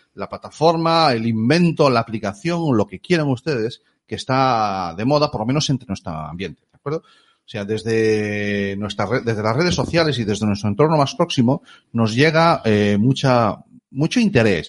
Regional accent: Galicia, Spain; somos gallegos

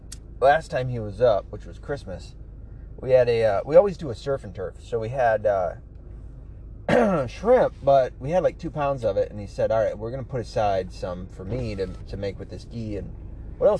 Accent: Tennessee, United States; also born or lived in New York; Well, I wasn't raised 100% Michigan. I was raised in Tennessee, right? So, and in part, New York. So, I'm not going to know everywhere in Michigan like most other Michiganders would.

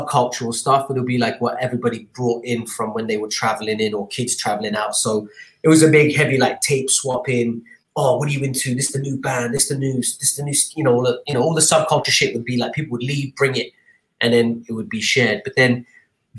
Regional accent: Dubai, United Arab Emirates; moved away as an adult; also born or lived in London, United Kingdom; growing up in Dubai was interesting in the 80s

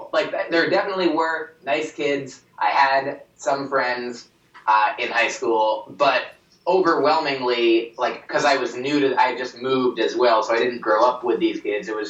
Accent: New Jersey, United States; I grew up in New Jersey

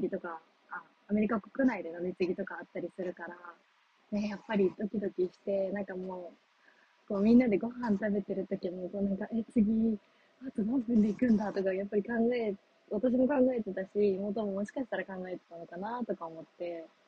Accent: Japan; moved away; also born or lived in United States; 日本に帰ってくる

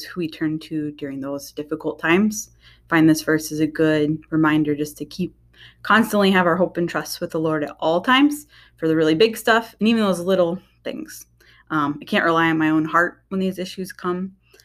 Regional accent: Oklahoma, United States; moved away as an adult; now in Michigan, United States; I grew up down in Oklahoma, moved up to Michigan right before I got married.

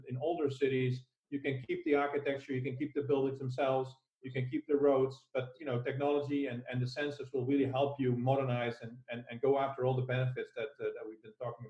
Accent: Netherlands; I'm from the Netherlands

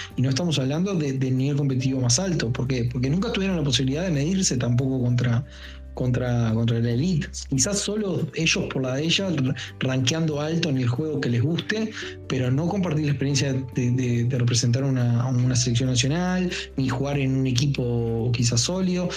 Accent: Uruguay; dicen que somos un barrio de Brasil o, una provincia de Argentina y es algo muy errado porque nosotros tenemos nuestra propia identidad

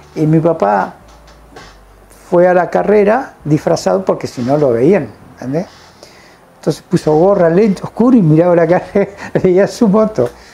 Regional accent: Villa Libertador San Martín, Entre Ríos, Argentina; yo nací en Entre Ríos

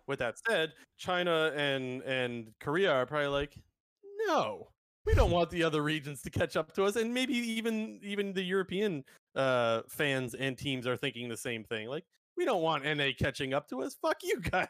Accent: Canada; I'm Canadian

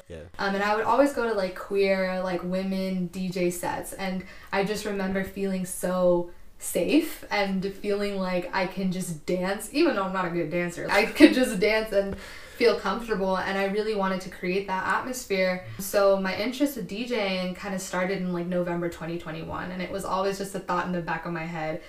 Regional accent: Castro Valley, California, United States; now in San Francisco, United States; I was born and raised in Castro Valley

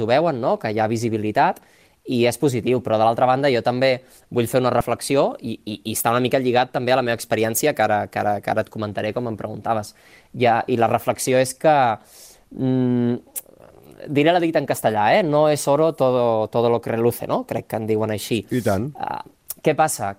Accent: La Pobla de Mafumet, Catalonia, Spain; moved away as an adult; also born or lived in Barcelona; jo sóc nascut a la Pobla de Mafumet, al, al Camp de Tarragona, i he viscut allà tota la vida perquè la família és d'allà

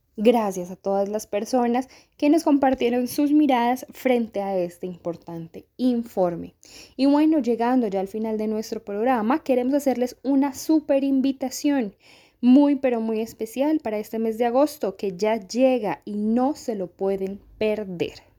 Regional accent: Sumapaz, Cundinamarca, Colombia; se ha vivido la guerra en nuestro territorio sumapaseño

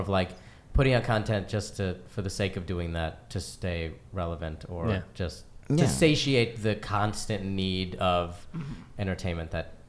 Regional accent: Chicago, Illinois, United States; It's like I came from Chicago and I was doing stand-up.

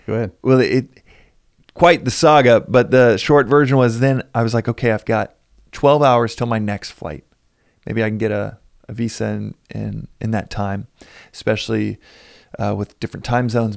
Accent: Texas, United States; we're both from Texas

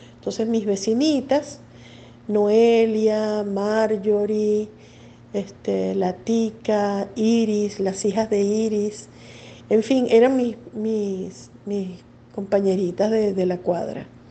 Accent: Caracas, Capital District, Venezuela; una infancia completamente caraqueña, de barrio, muy linda

